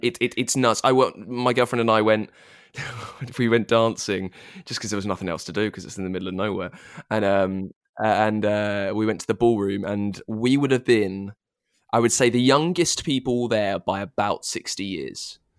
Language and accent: English; United Kingdom; I'm a Brit